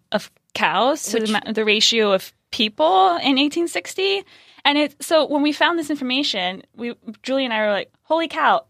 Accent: California, United States; We're talking about California, because we're from California, Venissimo's from California

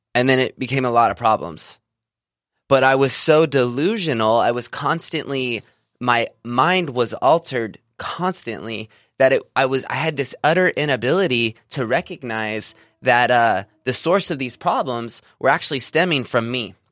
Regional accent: Visalia, California, United States; I grew up in Central California, uh, small town of Visalia

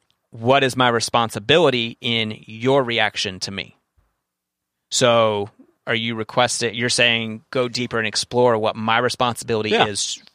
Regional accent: Kentucky, United States; If you grew up in Brooklyn and I grew up in Kentucky

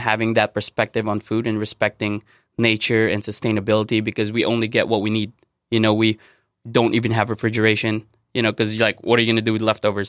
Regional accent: Philippines; moved away; growing up in the Philippines

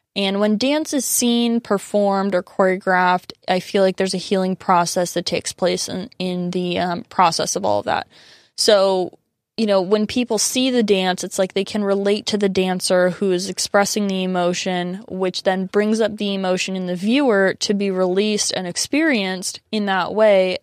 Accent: San Diego, California, United States; my roots are definitely like very firmly in San Diego. Like I consider myself very Southern Californian and, you know, really grew up in this culture

